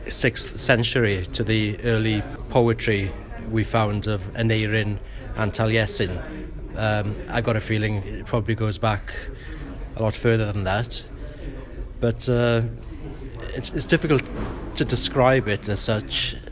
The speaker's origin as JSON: {"language": "English", "town": "Bridgend", "region": "Wales", "country": "United Kingdom", "tie": "born or raised there", "first_language": "Welsh", "second_language": "English", "said": "Although I was raised in Bridgend, which is an English-speaking area, my parents were both teachers, but from West Wales, who'd moved to the east to find work."}